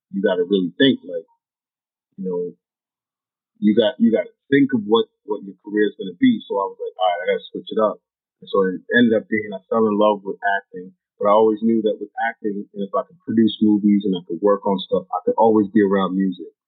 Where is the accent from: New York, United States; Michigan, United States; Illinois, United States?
New York, United States; I think that's one thing about growing up in New York that taught me